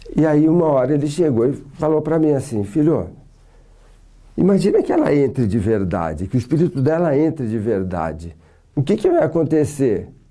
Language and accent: Portuguese; Santos, São Paulo, Brazil; Eu sou de Santos